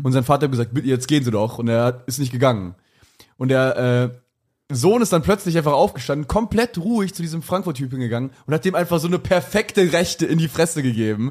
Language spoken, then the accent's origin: German; Eifel, Germany; ich komme aus der Eifel